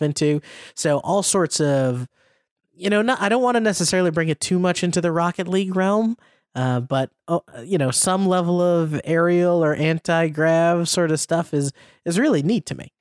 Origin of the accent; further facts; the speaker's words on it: United States; as an American